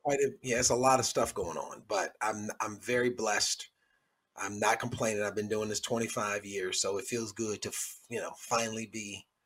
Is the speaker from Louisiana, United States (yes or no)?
no; Cleveland, Ohio, United States; my hometown of Cleveland, Ohio